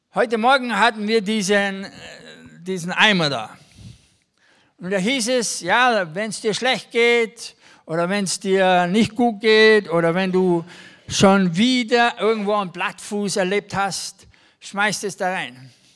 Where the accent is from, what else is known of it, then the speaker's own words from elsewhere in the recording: Germany; also born or lived in Kaufbeuren, Bavaria; als Deutsche sind wir sehr gut